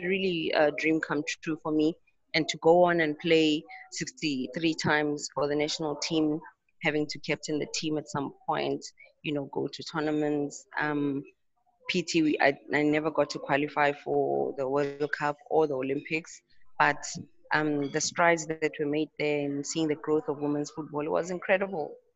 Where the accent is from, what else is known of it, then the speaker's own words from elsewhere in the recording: Tembisa, Gauteng, South Africa; also born or lived in Pretoria; in high school, I played for a team in Tembisa um, where I lived with my parents.